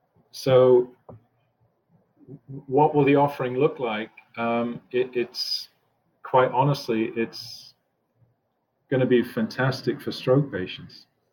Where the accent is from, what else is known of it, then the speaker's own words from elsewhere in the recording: Scotland, United Kingdom; moved away as an adult; also born or lived in New Jersey, United States; now in Cleveland, United States; I've lived in New Jersey longer than I've ever lived anywhere else. I'm originally from Scotland. I was used to moving every 3 years.